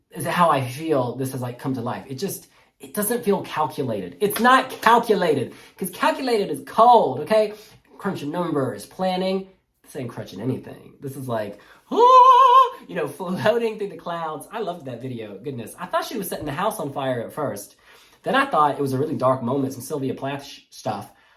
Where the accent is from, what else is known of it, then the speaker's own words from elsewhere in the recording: United States; I'm American